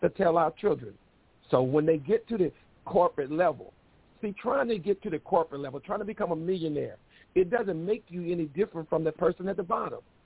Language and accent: English; Mississippi, United States; moved away; I am from the South, dead South. Mississippi is where South you can get